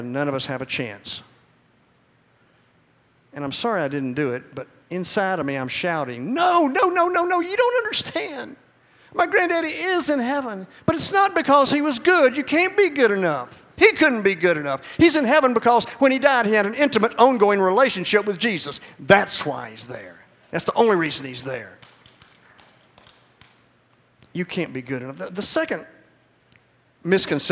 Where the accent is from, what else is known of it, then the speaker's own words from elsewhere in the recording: Georgia, United States; also born or lived in Monroe, Georgia; I'm from Georgia